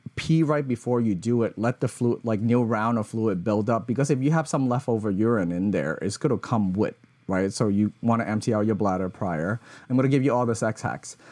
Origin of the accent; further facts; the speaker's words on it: Hong Kong; growing up in Hong Kong